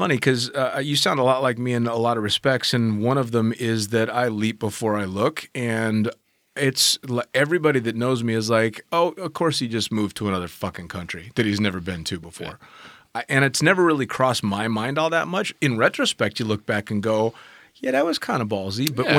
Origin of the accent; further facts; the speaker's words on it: California, United States; moved away; Well, I was from California